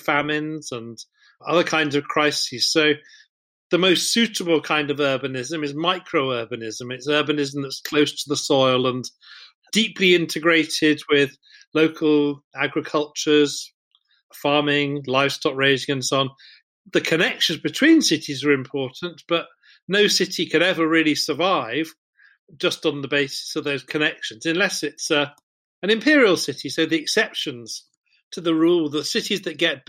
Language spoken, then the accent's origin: English; England, United Kingdom; as a English school kid